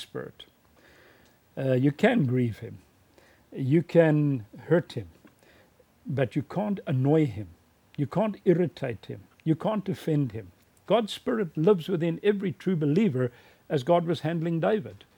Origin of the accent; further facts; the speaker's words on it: South Africa; my hometown in South Africa